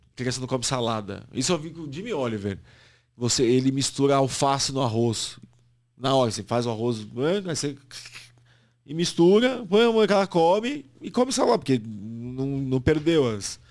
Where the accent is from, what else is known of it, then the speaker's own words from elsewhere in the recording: Santos, São Paulo, Brazil; moved away as an adult; now in São Paulo, Brazil; a infância que crescendo em Santos